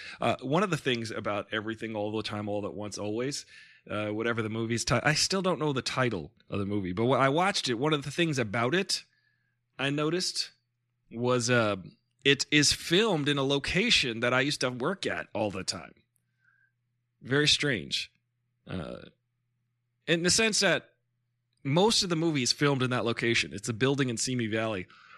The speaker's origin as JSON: {"language": "English", "country": "India", "said": "We're from India."}